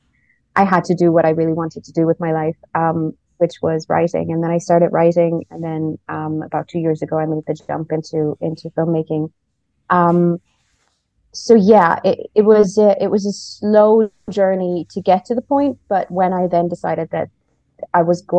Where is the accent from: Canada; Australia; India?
India; also born or lived in Austria / Ireland; now in Wicklow, Ireland; I was born in India and I grew up there. I was born into like a very secluded mountain tribe.